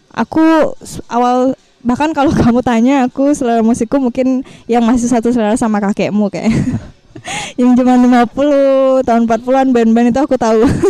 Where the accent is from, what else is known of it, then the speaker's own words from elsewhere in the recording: Bali, Indonesia; aku asli Bali